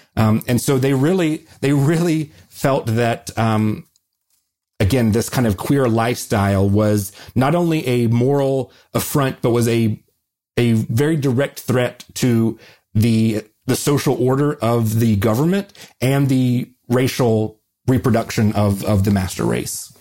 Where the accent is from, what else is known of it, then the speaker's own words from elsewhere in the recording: the South, United States; people like me growing up in the South